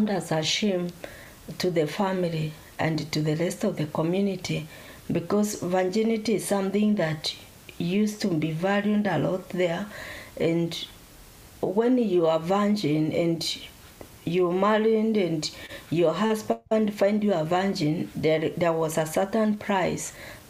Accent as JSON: {"language": "English", "country": "Kenya", "also_born_or_lived": "Slough, United Kingdom", "moved": "as an adult", "lives_now": "Nottingham, United Kingdom", "said": "I came in this country 6 years ago. I come from Kenya"}